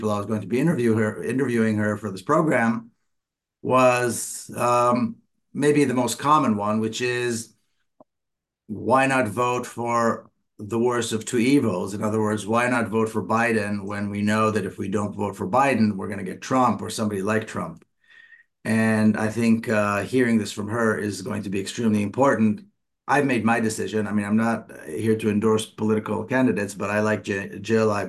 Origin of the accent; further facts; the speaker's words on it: Jerusalem, Jerusalem District, Israel; I was born and raised in Palestine, in Jerusalem.